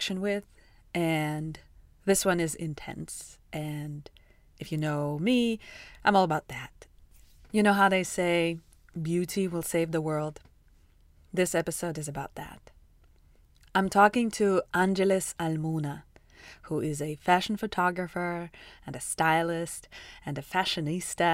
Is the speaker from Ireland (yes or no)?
no; Russia; now in United States; I'm from Russia